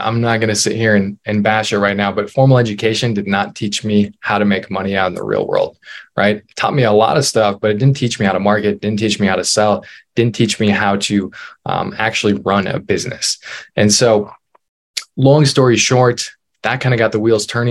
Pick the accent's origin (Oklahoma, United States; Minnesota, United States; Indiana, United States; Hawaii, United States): Minnesota, United States; northern; I born and raised in Minnesota, northern Minnesota, originally tiny little town